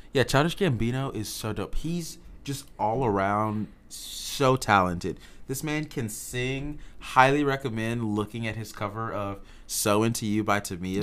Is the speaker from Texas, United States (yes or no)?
yes; Houston, Texas, United States; moved away; I'm from Houston, Texas. So all my H-Town homies